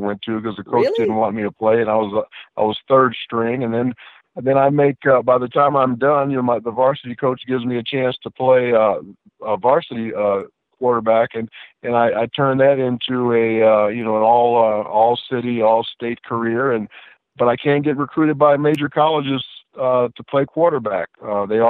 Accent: Los Angeles, California, United States; I'm a guy from Los Angeles, California, that grew up in a house without a dad

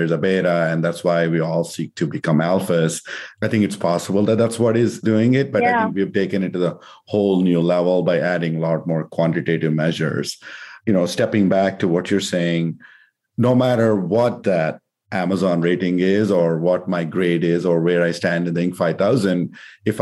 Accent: India; moved away as an adult; I grew up in India and came to do my master's here

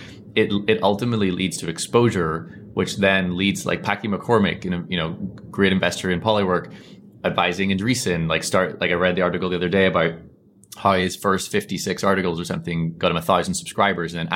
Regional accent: Northern Ireland, United Kingdom; accent: Northern Irish; my Northern Irish accent

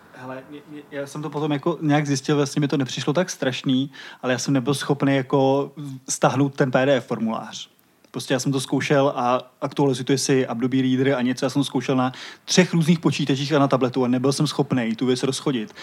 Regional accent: Vinohrady, Prague, Czechia; also born or lived in Vršovice, Prague; Já teď bydlím ve Vršovicích a přijde mi to trochu podobný, protože jsem z Vinohrad

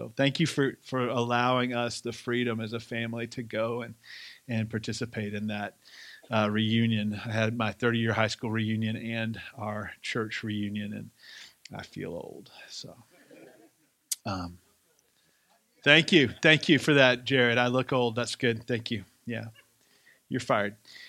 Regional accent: the South, United States; accent: Southern; if it sounds like I have a little bit more of my Southern accent back, it's because I was just around a bunch of Southern people for 8 days

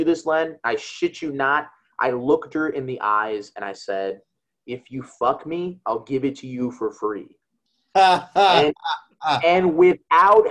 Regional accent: Chicago, Illinois, United States; I'm from Chicago.

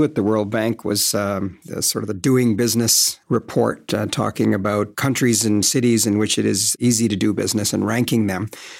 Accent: Canada; Part of the challenge of being Canadian, many say, is, you know, we're heaven on earth in so many ways.

